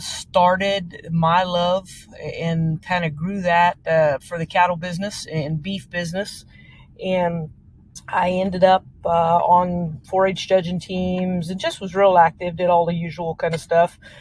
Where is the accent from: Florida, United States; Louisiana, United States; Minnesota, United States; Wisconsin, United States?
Louisiana, United States; South; moved away as an adult; now in Tomball, United States; I grew up in South Louisiana